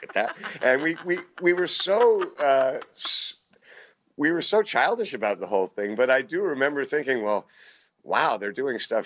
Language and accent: English; Canada; also born or lived in United Kingdom; now in United States; as a kid growing up in Canada